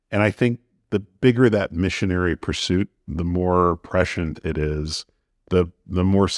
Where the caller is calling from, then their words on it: New York, United States; I'm in New York.